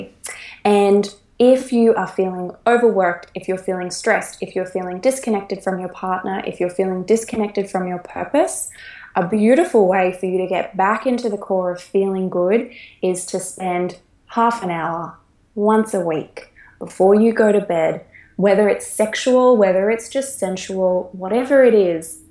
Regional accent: Australia; moved away; I'm an Australian right now living around the world

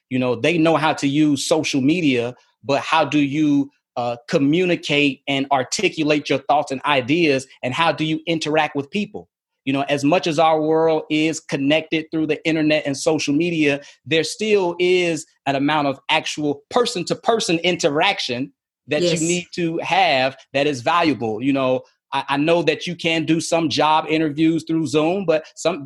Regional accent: Chicago, Illinois, United States; moved away as an adult; also born or lived in Philadelphia, Pennsylvania / San Angelo, Texas / Mobile / Lynchburg; I was in Chicago, as I mentioned, my hometown.

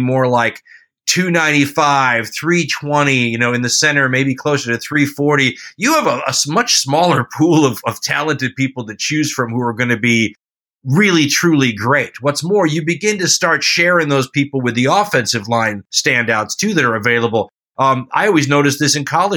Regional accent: Los Angeles, California, United States; growing up in Los Angeles

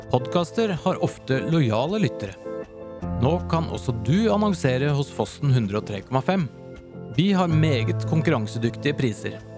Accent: Latvia; first language Latvian; Norwegian is a second language; now in Norway; Jeg kommer jo fra Latvia

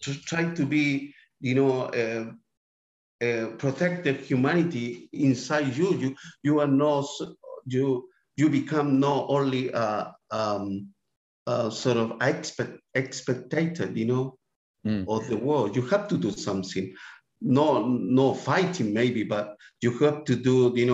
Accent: Santiago, Santiago Metropolitan Region, Chile; English is a second language; moved away as an adult; now in Adelaide, Australia; I was born in the Barros Luco Hospital.

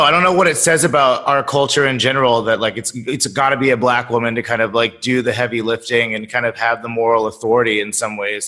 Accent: Sacramento, California, United States; I'm from Sacramento. My mother was the first black curator of the, or not curator, docent of the museum

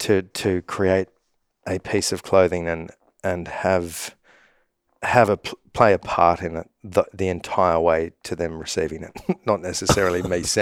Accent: Sydney, New South Wales, Australia; growing up in Sydney, Australia, I spend a lot of time in the outdoors

